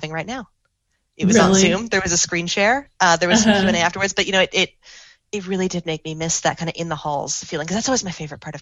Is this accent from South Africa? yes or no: no; Canada; I'm a Canadian